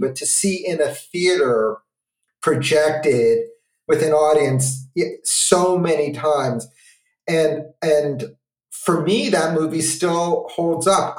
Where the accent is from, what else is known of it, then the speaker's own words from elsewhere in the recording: New York City, New York, United States; my growing up in New York City